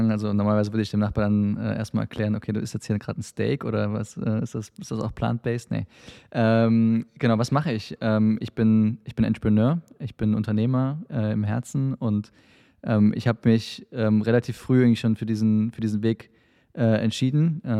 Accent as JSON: {"language": "German", "region": "Saarland", "country": "Germany", "tie": "born there", "also_born_or_lived": "England", "lives_now": "Dresden, Germany", "said": "Äh, ich bin Saarländer gebürtig. Äh, ich habe dann in, äh, in Aachen studiert und ähm, wie gesagt ein paar Stationen im Ausland gehabt, Brasilien, Indien, ähm, England wo ich länger gelebt habe und bin dann ähm, quasi nach meinem Studium nach Dresden gezogen"}